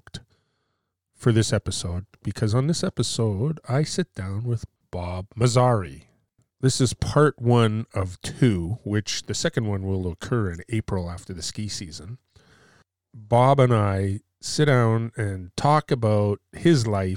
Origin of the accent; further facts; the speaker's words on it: Montreal, Quebec, Canada; moved away; I'm originally from Montreal